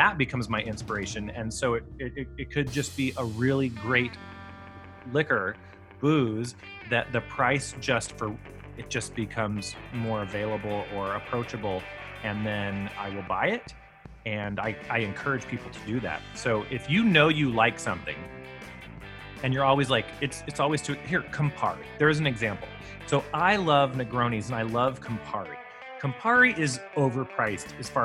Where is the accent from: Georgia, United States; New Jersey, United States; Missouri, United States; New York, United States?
Georgia, United States; Savannah; also born or lived in Charleston, South Carolina; I grew up in Savannah, Georgia and Charleston, South Carolina